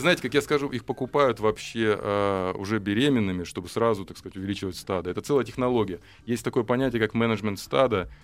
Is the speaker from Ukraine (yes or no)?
no; Norilsk, Krasnoyarsk Krai, Russia; moved away as an adult; now in Moscow Oblast, Russia; я сам из Норильска